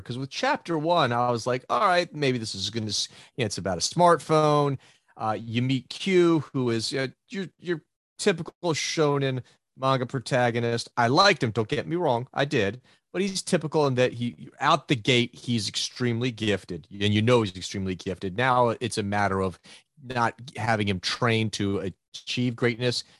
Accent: United States; we grew up in the States reading American comic books

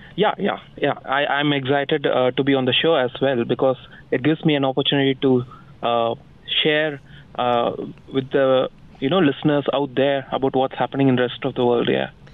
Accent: India; also born or lived in Bengaluru, India

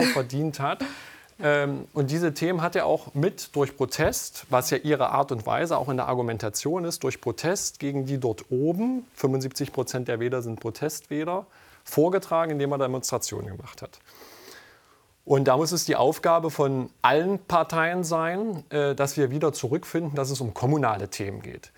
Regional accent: near Raguhn-Jeßnitz, Saxony-Anhalt, Germany; in unmittelbarer Nähe von meiner Heimat

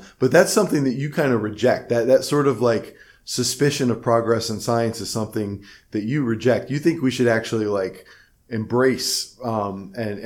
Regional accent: Cleveland, Ohio, United States; Where I'm from in Ohio, I'm from Cleveland

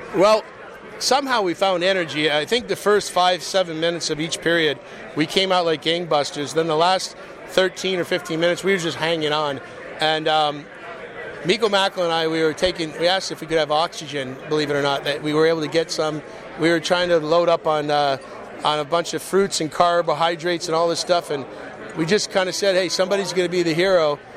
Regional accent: Michigan, United States; also born or lived in St. Louis, Missouri / New York State; I was born in St. Louis and I, I was raised, left when I was seven, played a lot of my minor hockey um, in Michigan

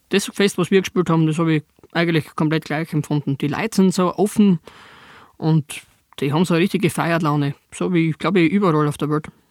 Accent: southern Styria, Austria; bei uns in der Südsteiermark

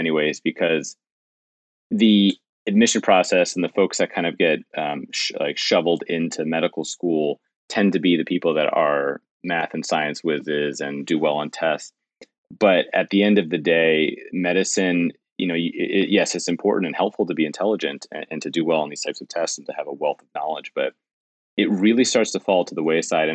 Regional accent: New York City, New York, United States; as a New Yorker my entire life

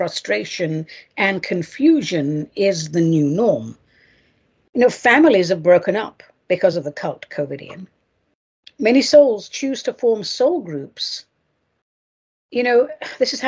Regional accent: England, United Kingdom; moved away; I was raised in England

